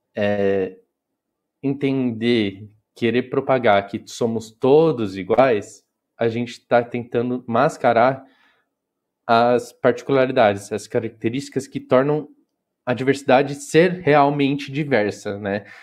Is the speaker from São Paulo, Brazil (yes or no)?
yes; interior of São Paulo state, Brazil; eu sou do interior do, do estado de São Paulo